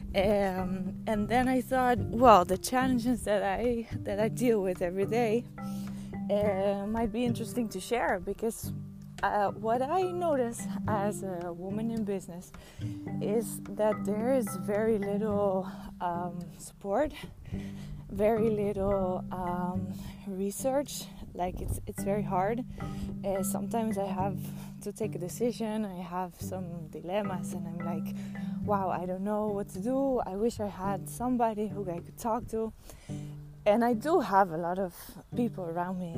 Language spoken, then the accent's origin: English; Netherlands; moved away; I am from the Netherlands, but I don't live in the Netherlands anymore.